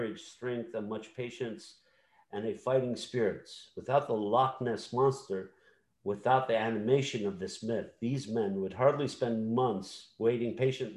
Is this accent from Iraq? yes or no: yes; Samarra, Saladin Governorate, Iraq; in my hometown of Samarra, we trace our lineage back to the prophet